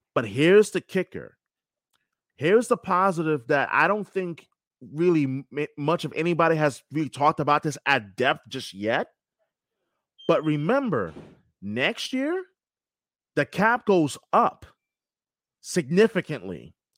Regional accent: New York, United States; moved away as an adult; now in Boston, United States; I knew from when I was young, growing up in New York

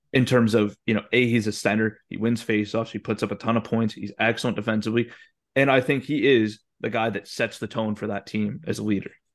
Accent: Calgary, Alberta, Canada; moved away; I'm from Calgary

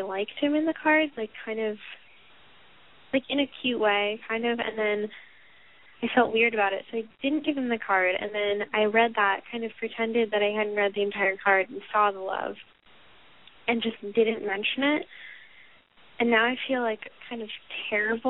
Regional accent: Massachusetts, United States; I am from Massachusetts

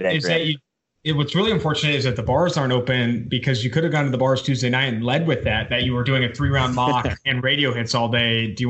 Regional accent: Oakland, California, United States; also born or lived in San Diego; I was born in Oakland, California. I had season tickets with my dad for like 8 years before I went to San Diego State for college. So Raiders fan, born and bred.

